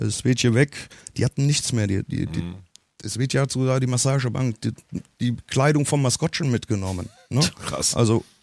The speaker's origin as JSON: {"language": "German", "town": "Cologne", "region": "North Rhine-Westphalia", "country": "Germany", "said": "ich das bin Kölsche, ich bin mhm. Kölner und ich, mhm. ich bin von Herzen Kölner."}